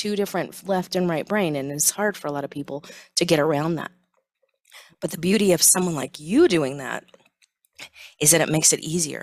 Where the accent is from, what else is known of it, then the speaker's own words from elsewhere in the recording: Silicon Valley, California, United States; growing up in Silicon Valley